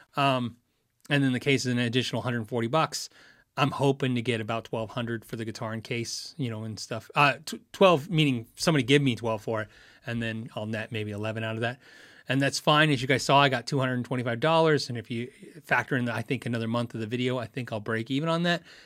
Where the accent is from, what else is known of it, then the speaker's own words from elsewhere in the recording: Tucson, Arizona, United States; I grew up in Tucson, Arizona